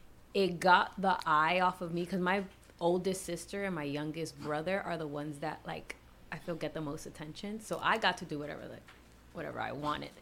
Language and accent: English; New York City, New York, United States; I'm from New York.